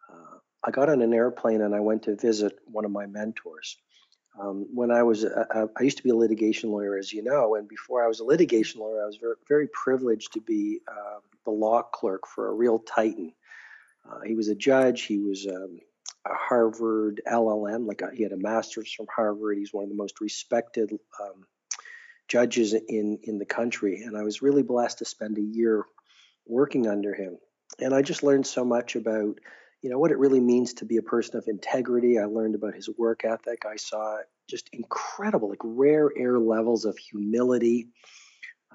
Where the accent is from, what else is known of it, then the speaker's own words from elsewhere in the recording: Canada; I'm a Canadian